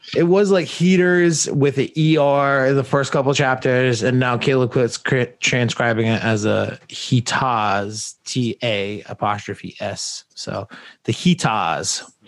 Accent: New England, United States; I grew up in New England

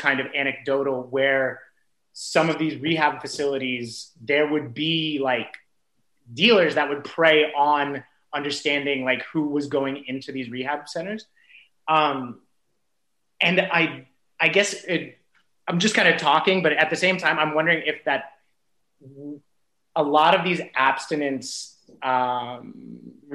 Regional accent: Simi Valley, California, United States; I grew up in Simi Valley

